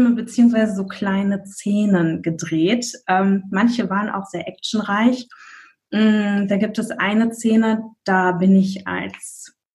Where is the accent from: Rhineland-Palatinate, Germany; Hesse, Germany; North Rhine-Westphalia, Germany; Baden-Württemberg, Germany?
North Rhine-Westphalia, Germany; ich komme aus der Nähe von Bonn